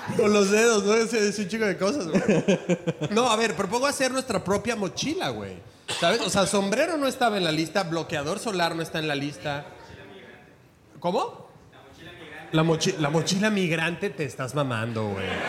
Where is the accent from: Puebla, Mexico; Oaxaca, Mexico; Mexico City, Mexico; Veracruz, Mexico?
Puebla, Mexico; moved away; Soy de Puebla